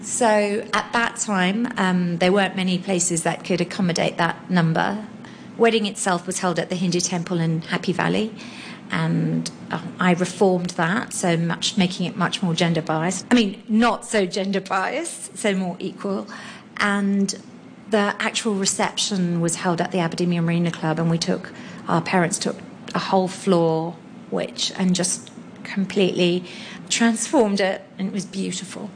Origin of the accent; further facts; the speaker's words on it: Hong Kong; I was born and raised in Hong Kong in 1972